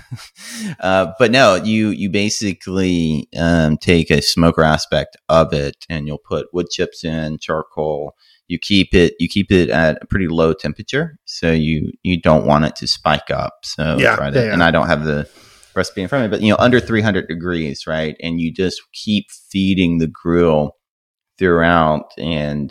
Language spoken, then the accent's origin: English; Mississippi, United States; now in Nashville, United States; I grew up in Mississippi